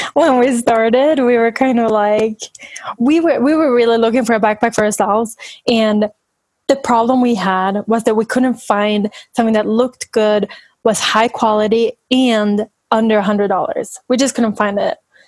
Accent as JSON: {"language": "English", "country": "Sweden", "moved": "as an adult", "lives_now": "United States", "said": "I'm from Sweden, and I've been in the U.S. for 5 years now, but we visit my family a lot and go to Sweden"}